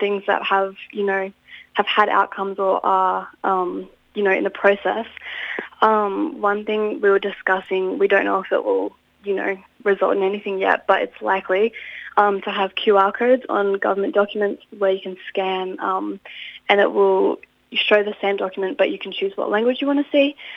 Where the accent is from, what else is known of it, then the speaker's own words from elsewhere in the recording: Inverell, New South Wales, Australia; moved away as an adult; now in Canberra, Australia; I grew up in Inverell where I lived pretty much my whole life until this year where I've just moved to Canberra